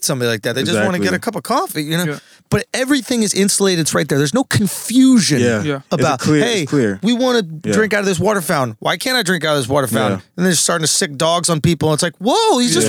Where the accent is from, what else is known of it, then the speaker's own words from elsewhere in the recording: New York, United States; I'm from New York.